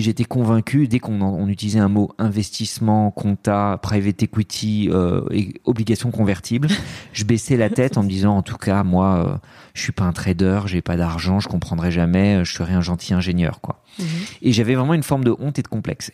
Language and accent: French; France; born or raised there; also born or lived in Lebanon